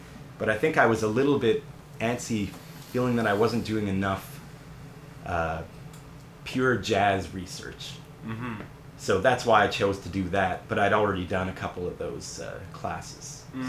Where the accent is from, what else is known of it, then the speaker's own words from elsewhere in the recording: Canada; being a Canadian, I decided it would be good to, you know, do something like